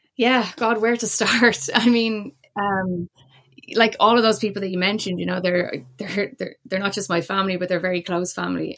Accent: Dublin, Leinster, Ireland; moved away as an adult; now in Cork, Ireland; my background is, is Dublin, born and raised, but I'm actually, uh, based in Cork

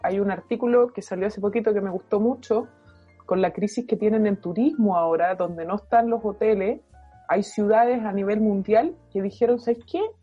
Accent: Chile; nosotros hoy día como chilenos

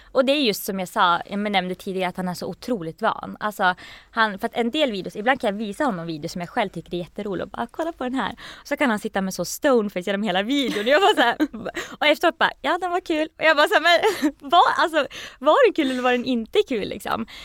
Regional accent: Gävle, Gävleborg County, Sweden; moved away as an adult; also born or lived in Norway / Belfast; jag kommer från Gävle

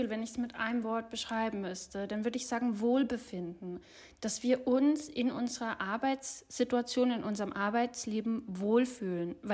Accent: Munich, Bavaria, Germany; born there; Seit zwei Jahren kann ich dank Remote Work wieder in Oberbayern leben. Ich bin gebürtige Münchnerin

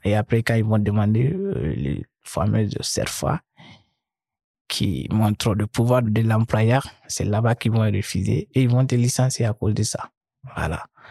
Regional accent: Mali; moved away as an adult; also born or lived in Gao / Bamako; now in France; Chez nous, au Mali

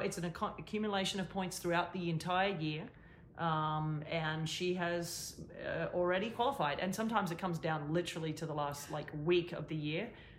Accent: Australia; accent: Aussie; I'm just got my Aussie accent

